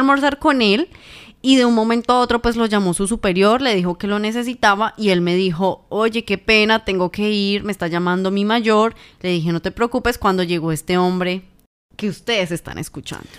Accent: Ibagué, Tolima, Colombia; comunicadora social y periodista, nacida en la ciudad de Ibagué, Tolima

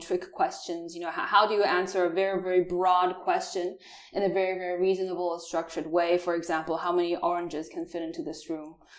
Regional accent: Taiwan; English is a second language; moved away as an adult; also born or lived in New Zealand; now in Germany; I'm actually from Taiwan. Born and raised there. Uh, I stayed also during my childhood four years in New Zealand

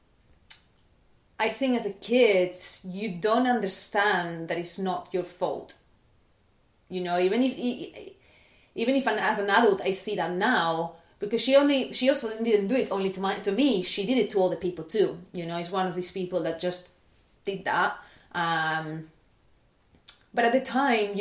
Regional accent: Barcelona, Catalonia, Spain; I was born in Barcelona in 1994

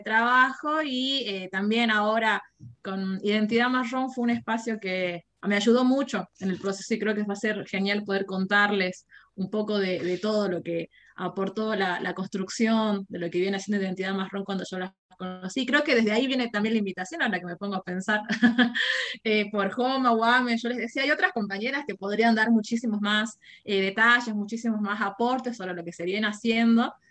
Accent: Jujuy, Argentina; soy de Jujuy, tengo 27 años.

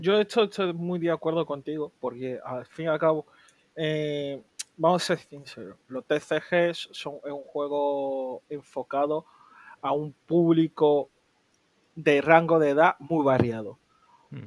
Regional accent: Málaga, Andalusia, Spain; nosotros somos de Málaga, capital

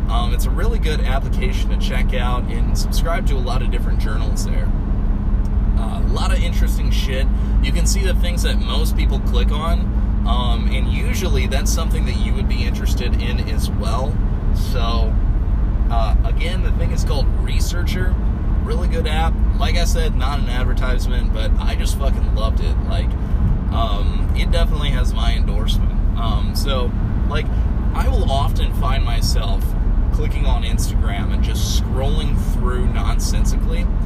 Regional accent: Cape Girardeau, Missouri, United States; I'm on the go. I'm from Cape Girardeau, coming to St. Louis.

